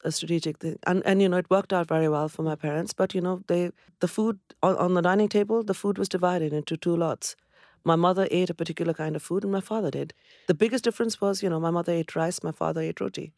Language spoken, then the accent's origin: English; Kolkata, West Bengal, India; moved away as an adult; also born or lived in Cambridge, United Kingdom; now in United Kingdom; I come from Calcutta, where there is just abundance of greenery.